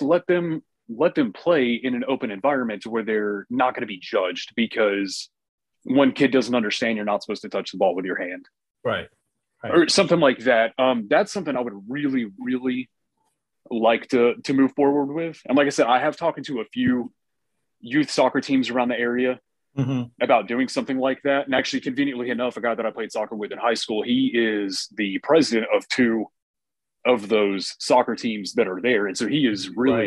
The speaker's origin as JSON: {"language": "English", "region": "New Hampshire", "country": "United States", "moved": "yes", "said": "I'm actually originally from New Hampshire, and um, while we lived up there"}